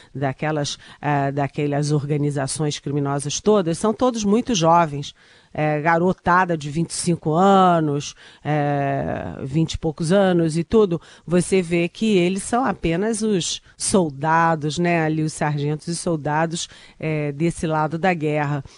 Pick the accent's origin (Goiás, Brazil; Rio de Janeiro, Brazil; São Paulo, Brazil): Rio de Janeiro, Brazil; moved away; eu sou carioca, minha mãe mora no Rio, meu irmão mora no Rio